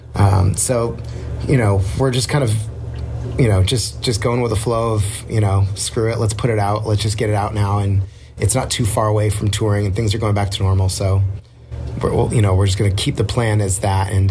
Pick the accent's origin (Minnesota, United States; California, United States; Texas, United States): California, United States; Orange County; we're from Orange County